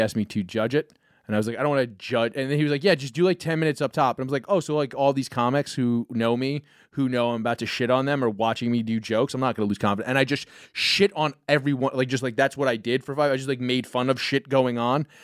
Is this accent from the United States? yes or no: yes; New York, United States; as a New Yorker